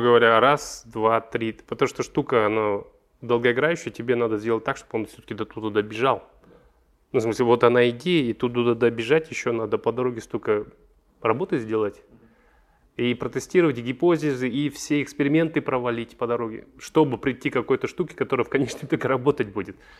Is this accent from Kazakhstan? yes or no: yes; Almaty, Kazakhstan; Я алматинец, я здесь вырос